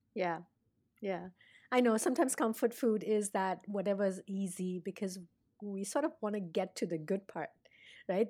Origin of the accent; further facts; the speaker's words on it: India; now in United States; being Indian and, and having, you know, lived, grown up there and gotten a, a different kind of a food palate to coming here to the States and now living here